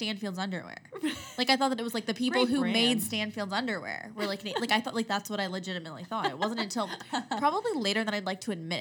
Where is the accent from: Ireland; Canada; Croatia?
Canada; Because we're in Canada. Because we're Canadian.